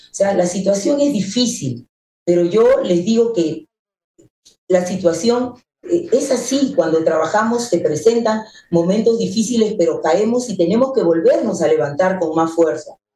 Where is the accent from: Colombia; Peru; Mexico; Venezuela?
Peru; mi país con los tamales